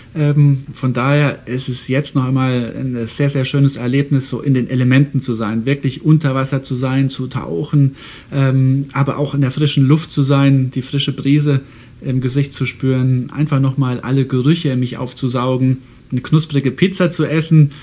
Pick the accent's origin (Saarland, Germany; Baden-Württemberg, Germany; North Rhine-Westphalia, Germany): Saarland, Germany; now in Houston, United States; ich komme ja aus dem Saarland und das Saarland war, als ich ein kleiner Junge war, ein Tieffluggebiet